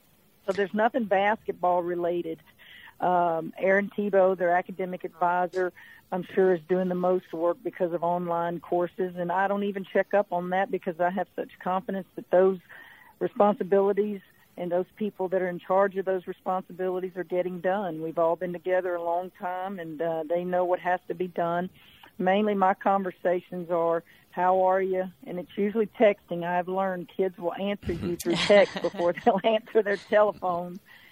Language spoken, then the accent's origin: English; Hammond, Louisiana, United States; You know, she's from Destrehan, I'm from Hammond, and it would have been fun to see a lot of loved ones and friends.